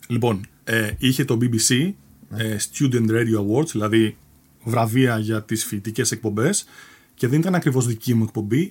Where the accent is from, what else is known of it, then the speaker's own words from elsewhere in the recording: Athens, Attica, Greece; moved away as an adult; also born or lived in England; Γεννήθηκα στην Αθήνα. Ε, καταγωγή, εντάξει, ο πατέρα μου έχει από την Κρήτη, η μητέρα μου από Αθήνα. Οπότε ναι, θεωρούμε Αθηναίο